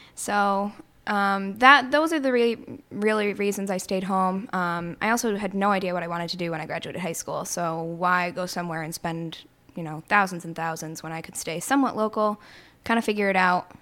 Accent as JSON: {"language": "English", "town": "Plattsburgh", "region": "New York", "country": "United States", "tie": "born or raised there", "also_born_or_lived": "Syracuse, New York"}